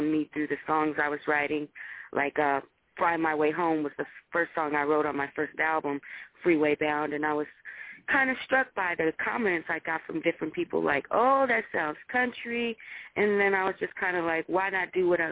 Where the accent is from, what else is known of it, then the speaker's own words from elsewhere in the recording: Michigan, United States; I am from the Midwest